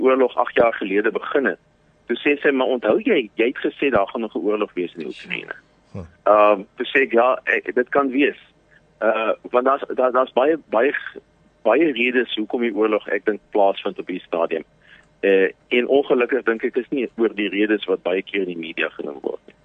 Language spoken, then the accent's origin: Afrikaans; Paarl, Western Cape, South Africa; moved away as an adult; now in Vinnytsia, Ukraine; ek het in die Parel groot geword